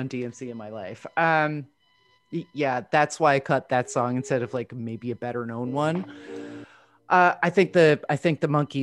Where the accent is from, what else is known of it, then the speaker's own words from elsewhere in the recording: New Jersey, United States; I'm from New Jersey